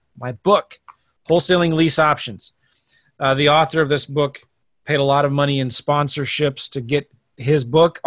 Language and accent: English; San Diego, California, United States; moved away; also born or lived in Van Nuys / Bakersfield / San Francisco; I was born in Van Nuys, raised in San Diego.